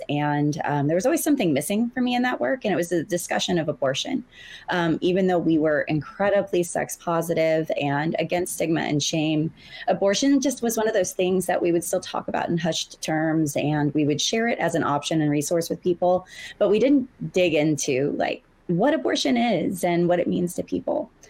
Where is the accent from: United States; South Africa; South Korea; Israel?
United States; the South; I grew up in the South. I grew up with abstinence only sex ed